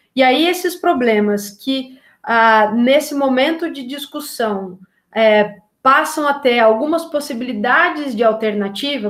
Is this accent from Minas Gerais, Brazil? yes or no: no; Taubaté, São Paulo, Brazil; Eu sou de Tabaté, é, na região do Vale do Paraíba, em São Paulo